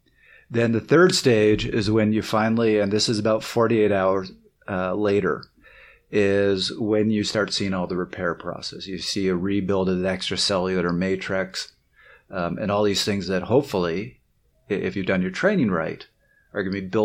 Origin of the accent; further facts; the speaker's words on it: Canada; moved back to Toronto. Everybody was there. Was like, oh, you're from the States, right? I'm like, no, I'm Canadian. Can you hear it?